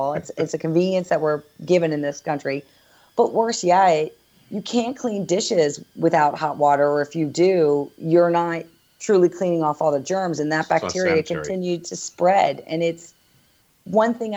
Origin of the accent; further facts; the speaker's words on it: East Coast, United States; now in Northern California, United States; I'm originally from the East Coast